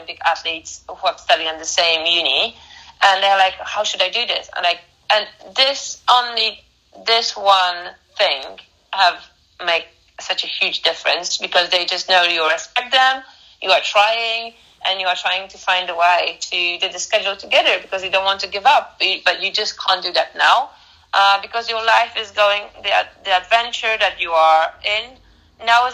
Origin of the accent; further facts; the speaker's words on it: Poznań, Greater Poland, Poland; I was studying physiotherapy at Academy of Physical Education in Poznań. In my hometown in Poland